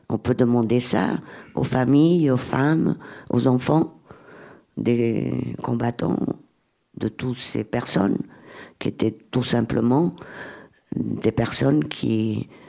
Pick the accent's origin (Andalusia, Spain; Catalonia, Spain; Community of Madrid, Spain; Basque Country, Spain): Catalonia, Spain; French is a second language; Je viens d'Espagne, là, de Catalogne. C'est horrible comment ça s'est passé en Espagne.